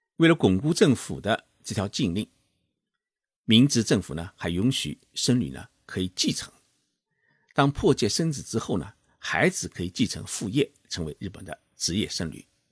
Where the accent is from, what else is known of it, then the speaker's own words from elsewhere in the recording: China; 在我们中国人的心目当中